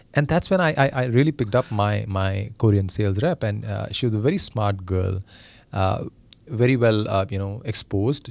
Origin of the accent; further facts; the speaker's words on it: India; moved away; I come from India